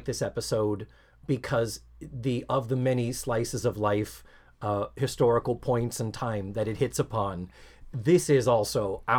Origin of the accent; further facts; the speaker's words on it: Brockton, Massachusetts, United States; I remember seeing the ads for the Skyview Drive-In on South Main Street in Brockton, Mass., my hometown.